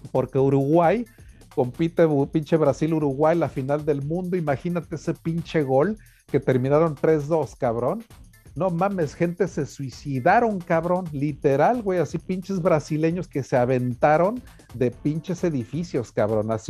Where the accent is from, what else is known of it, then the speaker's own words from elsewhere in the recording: Spain; Y somos los españoles, pues a huevos, esta la horchata original.